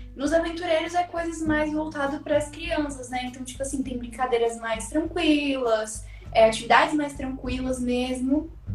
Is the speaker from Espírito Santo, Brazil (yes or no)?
yes; Espírito Santo, Brazil; eu moro no estado do Espírito Santo, nasci aqui mesmo, sou capixaba